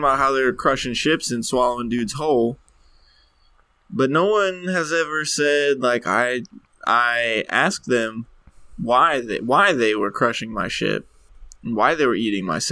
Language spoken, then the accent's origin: English; Kentucky, United States; We're from Kentucky